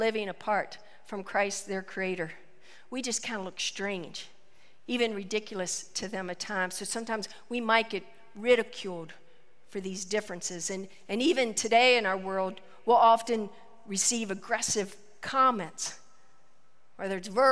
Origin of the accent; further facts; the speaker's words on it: West Virginia, United States; a small town, West Virginia, my hometown